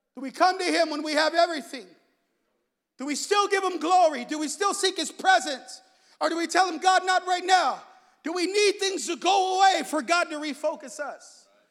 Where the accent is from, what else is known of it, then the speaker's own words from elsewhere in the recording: San Jose, California, United States; I'm from the east side of San Jose. I'm from Salsipuedes